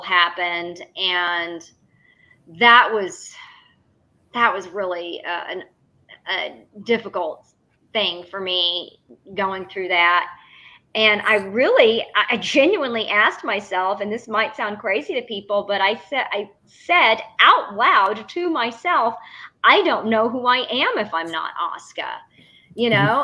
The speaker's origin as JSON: {"language": "English", "town": "The Woodlands", "region": "Texas", "country": "United States", "tie": "born or raised there", "said": "when I was growing up in the Woodlands"}